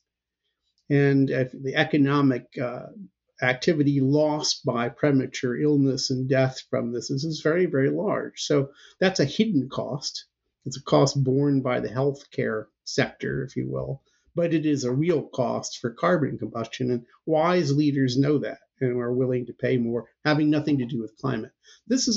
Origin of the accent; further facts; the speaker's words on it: United States; as an American citizen